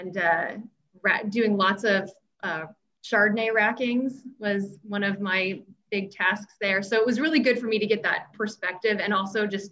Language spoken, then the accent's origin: English; Vacaville, California, United States; I'm originally from Vacaville